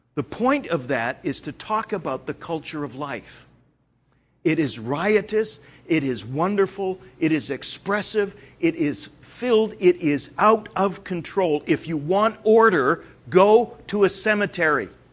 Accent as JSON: {"language": "English", "country": "Canada", "said": "I'm Canadian"}